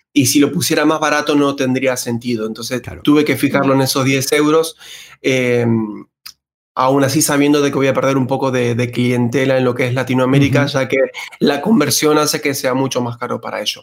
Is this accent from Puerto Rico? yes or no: no; Argentina; moved away as an adult; now in Spain; como ya pueden escuchar mi acento, nacido en Argentina